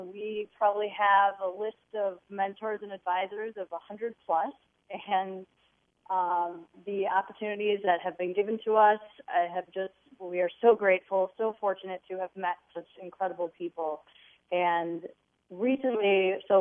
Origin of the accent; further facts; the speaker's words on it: Wilmette, Illinois, United States; we grew up in the North Shore of Chicago in Wilmette